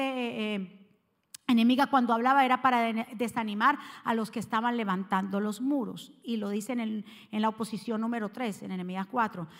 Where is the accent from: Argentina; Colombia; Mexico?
Colombia; Cali, Valle del Cauca; moved away; como decimos los caleños